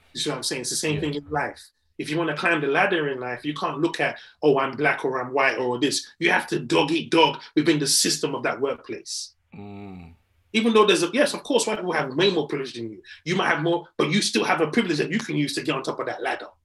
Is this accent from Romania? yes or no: no; England, United Kingdom; also born or lived in Nigeria; I am Nigerian. I've grown up in England.